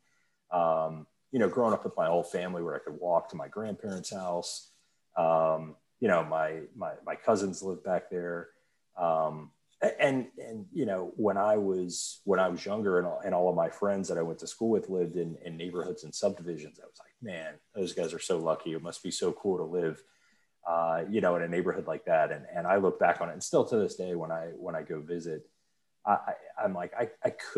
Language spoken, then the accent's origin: English; Mechanicsville, Virginia, United States; I grew up in Mechanicsville on a giant farm that my family still lives on to this day.